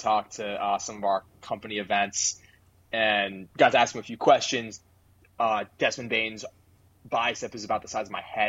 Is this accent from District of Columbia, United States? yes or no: no; Orlando, Florida, United States; moved away; I'm originally from Orlando, and so the Magic will always have a special place in my heart, no matter how terrible they are each year.